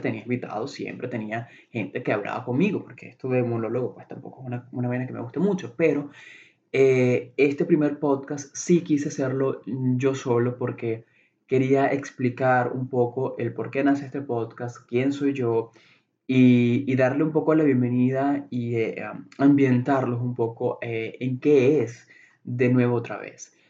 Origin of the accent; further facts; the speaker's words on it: Venezuela; moved away as an adult; now in Chicago, United States; soy eh, de, Venezuela, soy venezolano